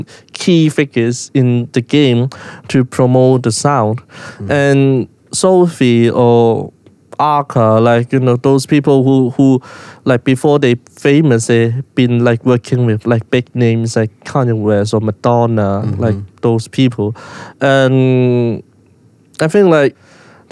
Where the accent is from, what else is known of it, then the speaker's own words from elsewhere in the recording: Hong Kong; someone growing up in Hong Kong